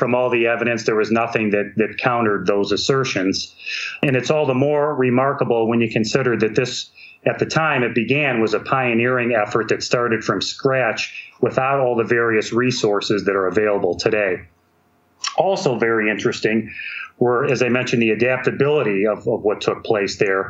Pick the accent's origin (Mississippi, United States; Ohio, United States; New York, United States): Ohio, United States; here in my home state of Ohio